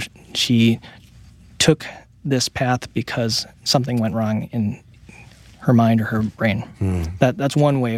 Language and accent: English; New York City, New York, United States; born there; Yeah, my parents were from Taiwan, and they came to the States in the 1960s, and I was born in 1972 in New York City.